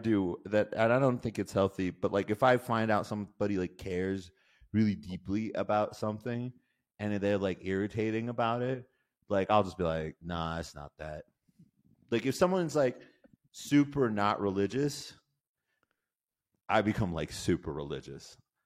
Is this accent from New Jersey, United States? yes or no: no; Nebraska, United States; I grew up in Nebraska